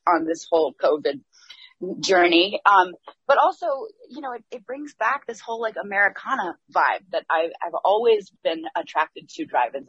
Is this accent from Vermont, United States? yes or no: yes; Waitsfield, Vermont, United States; I'm from Waitsfield, Vermont. Actually, technically based in Vermont. It's the Mad River Valley. It's a community of artists and creative types, but also ski bums. And it's a really, really wonderful community to grow up in.